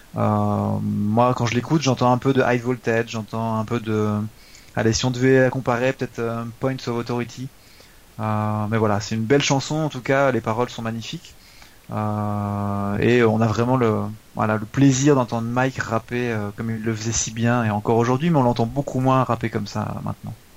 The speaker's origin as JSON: {"language": "French", "country": "France", "said": "nous on est français"}